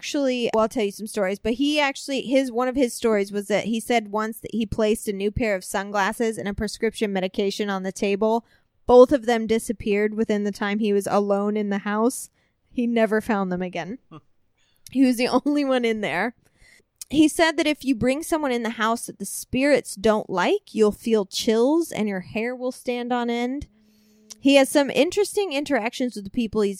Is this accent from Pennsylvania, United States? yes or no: no; Centralia, Illinois, United States; my hometown in Southern Illinois, Centralia, Illinois